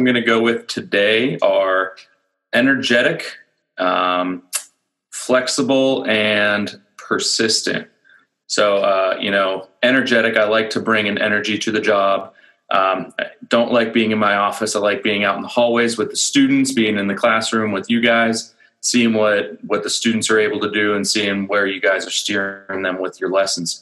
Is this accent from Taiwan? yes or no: no; Pittsburgh, Pennsylvania, United States; moved away as an adult; also born or lived in Virginia / Allentown, Pennsylvania; now in Lehigh Valley, United States; I'm from Pittsburgh originally. I grew up north of Pittsburgh. I went to North Hills High School